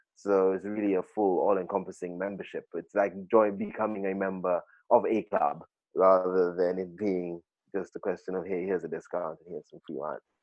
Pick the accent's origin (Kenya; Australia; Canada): Kenya; growing up in Kenya